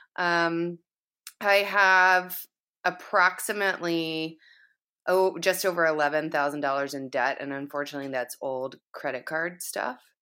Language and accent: English; the South, United States; moved away; I'm from the South originally, so that, the, kind of that whole area in the Southeast is, is home, in essence